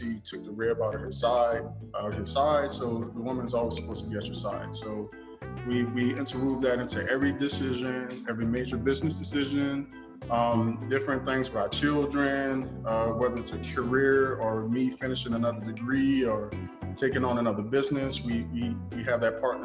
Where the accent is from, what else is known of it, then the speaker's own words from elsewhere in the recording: New Orleans, Louisiana, United States; we're from New Orleans